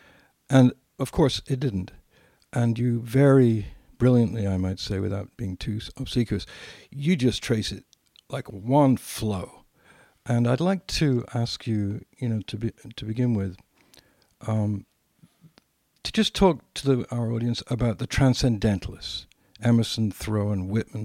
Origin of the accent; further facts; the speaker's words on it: England, United Kingdom; I'm English